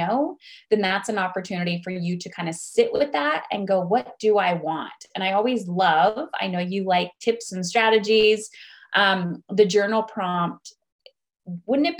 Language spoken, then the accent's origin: English; Ontario, Canada; I'm from where I live, which is Ontario. I live in Canada, actually just across the border from Michigan